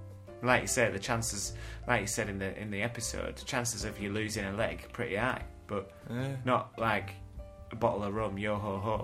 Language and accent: English; Weston-super-Mare, South West England, United Kingdom; From the West Country. I'm from Western Supermare.